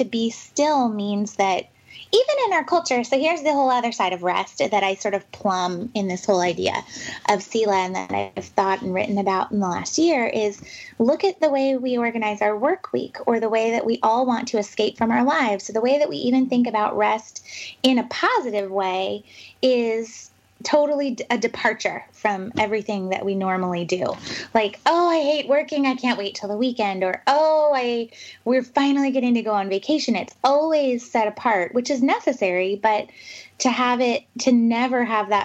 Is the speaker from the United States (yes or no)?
yes; the West, United States; moved away as an adult; also born or lived in New York City; now in Pacific Northwest, United States; I'm from the West, and I live back in the Pacific Northwest now